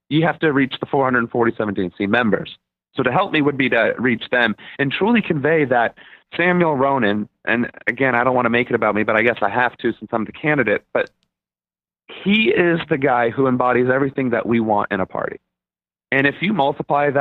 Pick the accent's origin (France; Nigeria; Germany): Germany; now in United States; I'm from Germany originally.